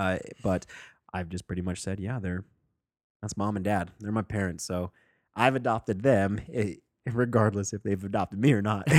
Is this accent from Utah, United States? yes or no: yes; Sandy, Utah, United States; born or raised there